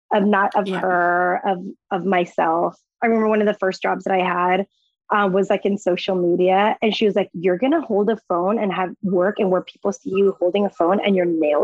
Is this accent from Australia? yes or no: no; Mexico; moved away; I was from Mexico